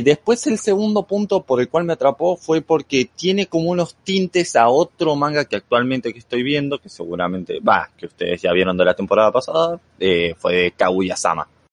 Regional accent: Argentina; moved away as an adult; now in Mexico; soy de Argentina, o sea, soy argentino, pero actualmente estoy residiendo en México

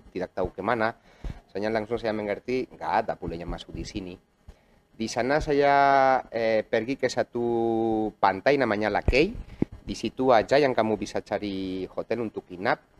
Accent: Barcelona, Catalonia, Spain; Indonesian is a second language; moved away as an adult; now in Indonesia; saya orang Spanyol yang sudah 11 tahun tinggal di Indonesia. Saya lahir di kota Barcelona.

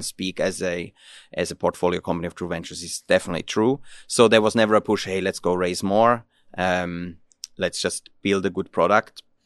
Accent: Switzerland; moved away as an adult; now in Finland; I'm originally from Switzerland

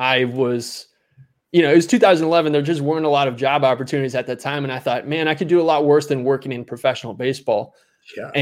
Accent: Minnesota, United States; moved away as an adult; also born or lived in South Carolina / Maryland; I grew up in Minnesota, which is hockey country, not baseball country

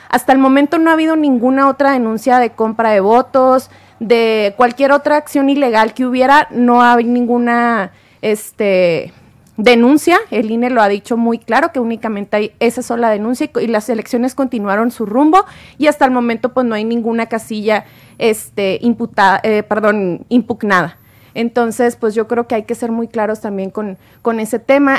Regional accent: Mexico; como mexicanos votamos más si es a nivel federal

